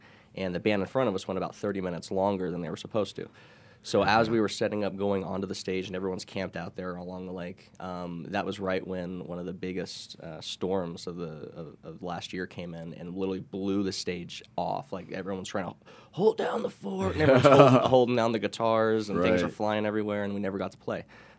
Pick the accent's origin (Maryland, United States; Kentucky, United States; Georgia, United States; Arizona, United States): Arizona, United States; St. Johns; born or raised there; also born or lived in Florida